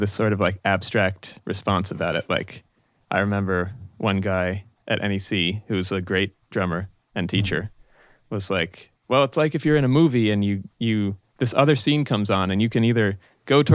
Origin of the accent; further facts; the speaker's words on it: Boston, Massachusetts, United States; moved away as an adult; now in New York, United States; in Boston, where I grew up, before I went to New School